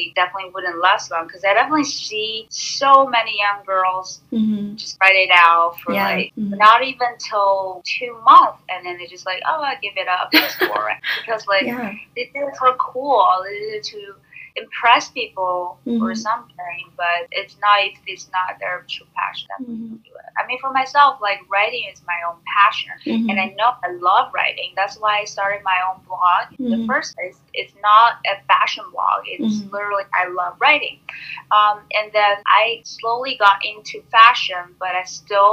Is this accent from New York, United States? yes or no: yes; New York, United States; I'm from New York